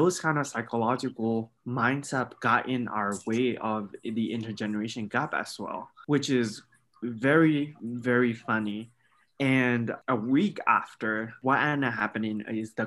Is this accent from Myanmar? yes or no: yes; Bago, Bago Region, Myanmar; moved away as an adult; now in Edmond, Oklahoma, United States; I'm from Bogo.